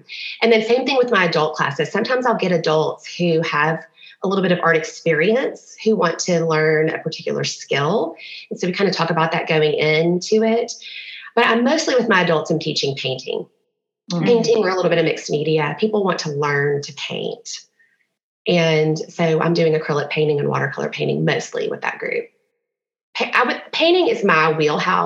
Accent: Memphis, Tennessee, United States; moved away as an adult; also born or lived in Knoxville; now in Nashville, United States; I'm from Memphis originally

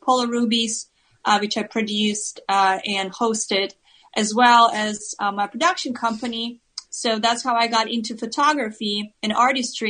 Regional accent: Siberia, Russia; moved away as an adult; also born or lived in Moscow; now in California, United States; I'm from Siberia

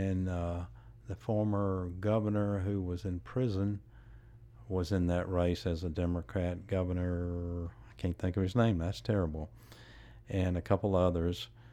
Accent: Jackson, Tennessee, United States; I was born and raised here in Jackson

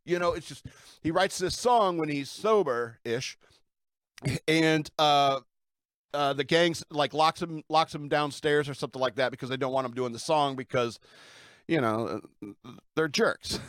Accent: United States; as an American citizen

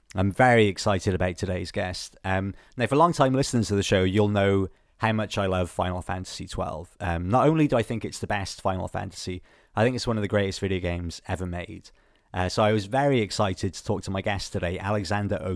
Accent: Wales, United Kingdom; I'm from Wales

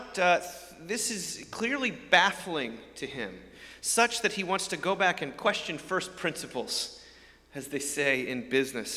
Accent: outside New York, United States; I grew up outside New York amongst a group of people that were rooting for the winners

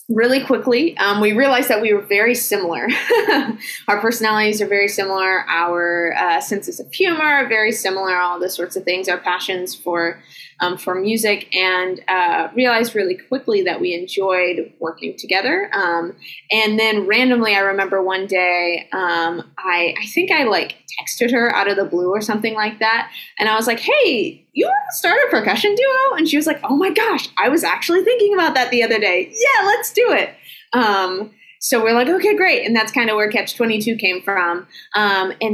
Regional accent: Asheville, North Carolina, United States; moved away as an adult; now in Michigan, United States; I grew up in Asheville.

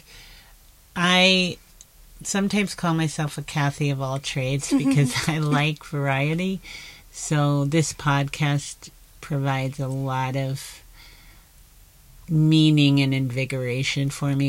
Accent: South Florida, United States; I grew up in South Florida

